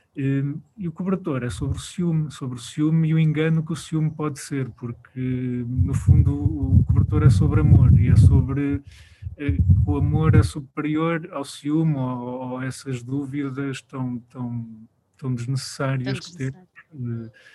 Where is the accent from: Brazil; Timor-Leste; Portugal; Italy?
Portugal; Viseu; Nós somos de Viseu, trabalhamos com muita gente de Viseu